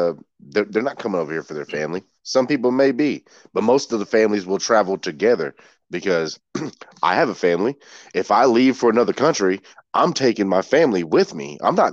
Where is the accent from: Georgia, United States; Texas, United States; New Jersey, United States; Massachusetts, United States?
Georgia, United States; I'm originally from Georgia. I was born in Georgia. And my dad still lives down there.